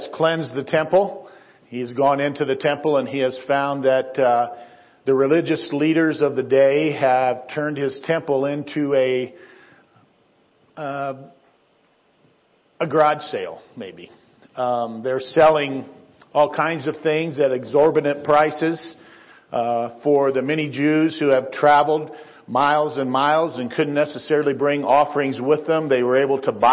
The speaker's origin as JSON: {"language": "English", "region": "Northwest Ohio", "country": "United States", "tie": "born or raised there", "moved": "yes", "lives_now": "Windsor, United States", "said": "So we grew up in Northwest Ohio."}